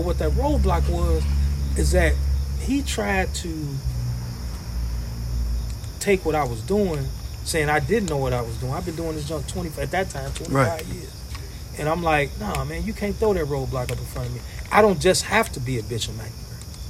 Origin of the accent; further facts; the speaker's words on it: Kankakee, Illinois, United States; I grew up on North Chicago Avenue right here, 600 block.